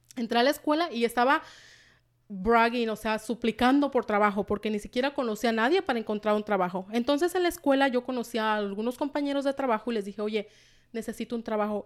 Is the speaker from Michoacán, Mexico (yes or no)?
yes; Michoacán, Mexico; also born or lived in Washington, United States; now in United States; soy originaria, soy mexicana, originaria de Michoacán, de un pueblito por allá, de Michoacán